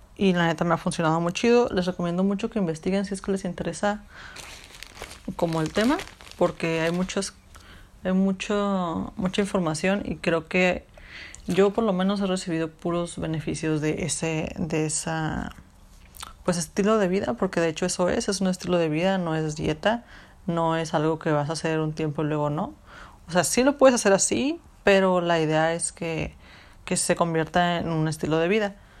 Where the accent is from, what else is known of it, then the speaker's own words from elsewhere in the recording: Mexico; nosotros como cultura mexicana, en la que vivimos, en las que nos criaron